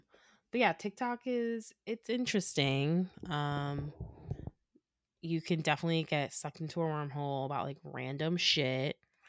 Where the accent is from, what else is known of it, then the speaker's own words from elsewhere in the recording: New York, United States; Of course. I'm from New York. I always want to flex.